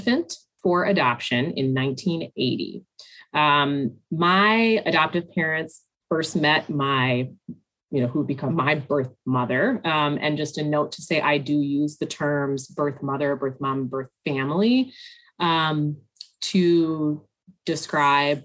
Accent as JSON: {"language": "English", "region": "Northern Michigan", "country": "United States", "tie": "born or raised there", "moved": "yes", "lives_now": "Milwaukee, United States", "said": "I grew up in Northern Michigan"}